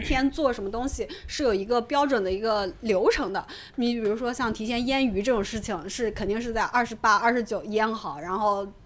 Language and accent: Chinese; northern China, China; 在北方，我们老家那边的话